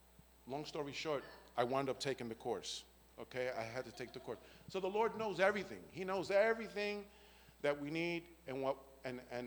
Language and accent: English; New York City, New York, United States; moved away; I came from a hellish environment, come from the Bronx, New York